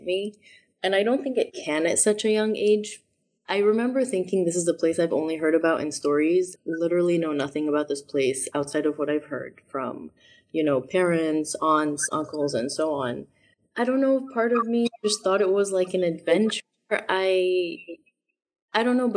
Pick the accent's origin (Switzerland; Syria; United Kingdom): Syria; also born or lived in Chicago, United States / Boston, United States; now in United States; my experience growing up in Syria